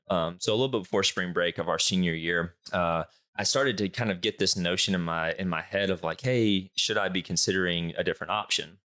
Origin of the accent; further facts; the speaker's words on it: Charlotte, North Carolina, United States; born and raised in Charlotte